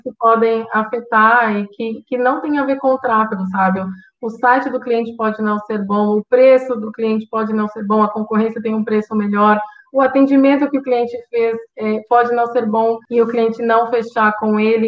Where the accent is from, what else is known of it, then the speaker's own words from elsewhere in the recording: Brazil; moved away as an adult; now in Portugal; o Brasil vai ser sempre o meu país, é, não é onde eu nasci, onde está minha família, onde estão as minhas raízes